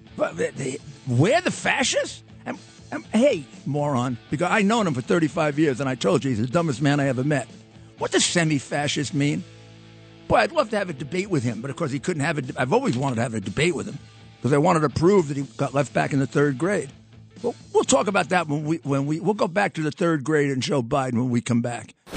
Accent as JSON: {"language": "English", "town": "New York City", "region": "New York", "country": "United States"}